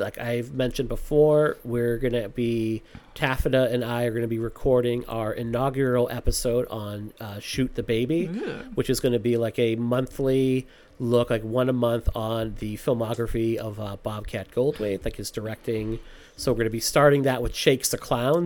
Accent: Massachusetts, United States; I'm from Massachusetts

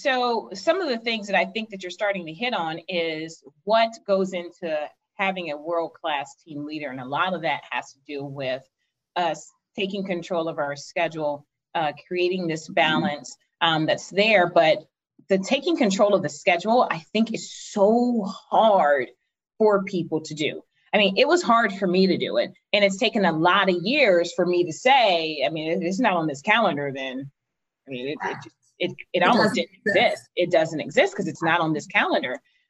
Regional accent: the South, United States; That's how you know we're from the South or not, Michael.

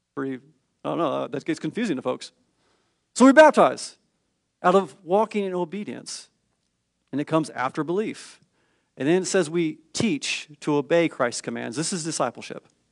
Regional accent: California, United States; I'm from the California public school system

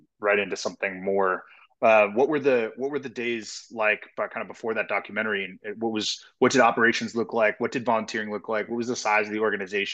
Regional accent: San Diego, California, United States; also born or lived in Columbus, Ohio / Oahu, Hawaii; now in Richmond, United States; I grew up splitting time between San Diego and Columbus, Ohio.

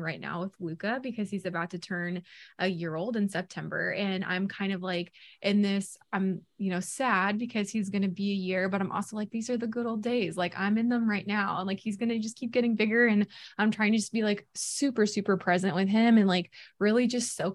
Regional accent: Boonville, Missouri, United States; moved away; I'm from Missouri originally. Mm-hmm. So I grew up going down to the Lake of the Ozarks every summer

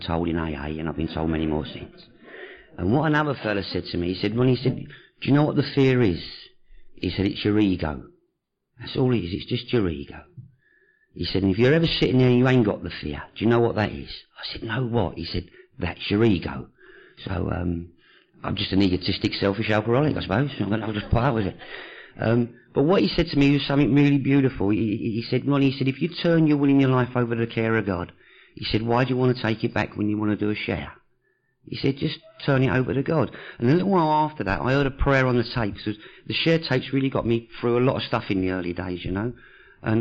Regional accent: London, United Kingdom; I was born in Hackney with an Italian father, a French mother, and brought up by Jewish people

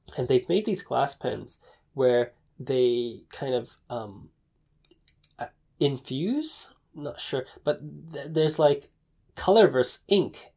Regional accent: Taipei, Taiwan; I was born in Taipei

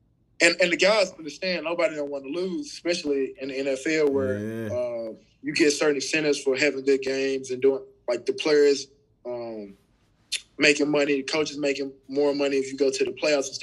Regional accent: Memphis, Tennessee, United States; I'm from Memphis, Tennessee

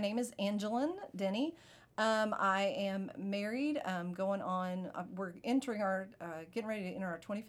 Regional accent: Kentucky, United States; moved away; So I'm originally from Kentucky. So if you hear that in my voice, then there you go.

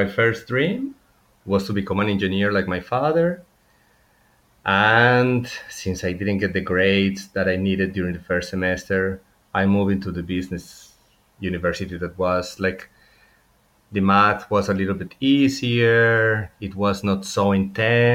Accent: Medellín, Antioquia, Colombia; now in Barcelona, Spain; So I was born in Colombia in 1972. I am from Medellin, the city that is so popular because of Netflix right now. So actually, when I grew up in Medellin

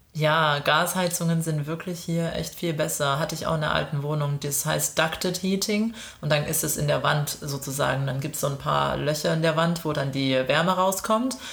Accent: Germany; now in Melbourne, Australia; für uns als, als Deutsche

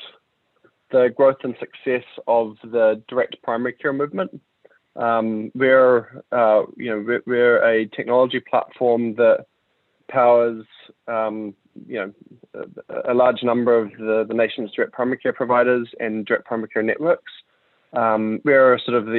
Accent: New Zealand; moved away as an adult; also born or lived in United States; I'm from New Zealand and that's where I'm at right now.

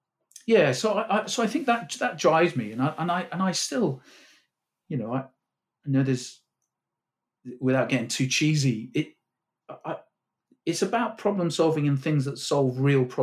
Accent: Cornwall, South West England, United Kingdom; I grew up in Cornwall

